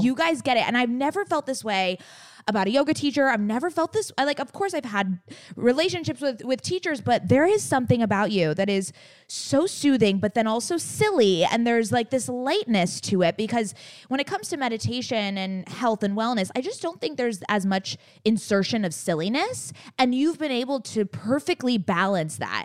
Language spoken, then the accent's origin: English; San Diego, California, United States; now in Los Angeles, United States; We were born and raised in San Diego